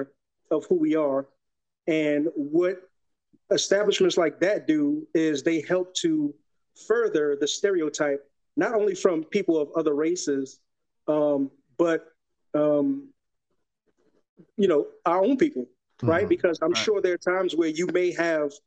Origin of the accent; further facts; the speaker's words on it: New York City, New York, United States; moved away as an adult; now in Texas, United States; Repping Soundview of the Bronx